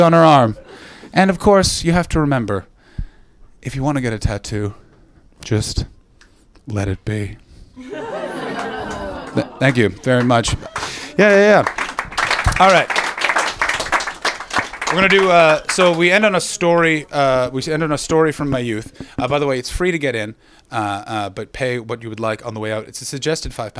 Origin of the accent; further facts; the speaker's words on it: Ottawa, Ontario, Canada; now in London, United Kingdom; I come from Ottawa in Canada